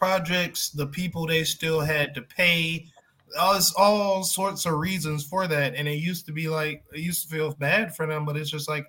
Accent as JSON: {"language": "English", "region": "Florida", "country": "United States", "said": "I'm from Florida."}